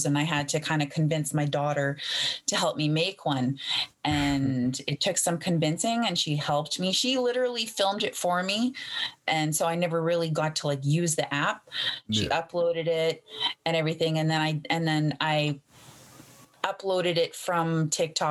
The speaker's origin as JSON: {"language": "English", "area": "Treaty One Territory, Sagkeeng First Nation", "region": "Manitoba", "country": "Canada", "also_born_or_lived": "Winnipeg, Manitoba", "said": "I live in Winnipeg, Manitoba. I'm Anishinaabe, and I am from Treaty One Territory. My band is Seguin Fort Alexander First Nation"}